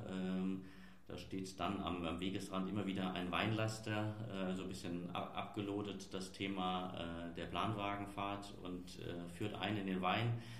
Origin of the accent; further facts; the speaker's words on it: Mainz, Rhineland-Palatinate, Germany; Dann ist es für mich persönlich als, als Mainzer auch so ein bisschen der, der Rheinstrand auf der anderen Seite.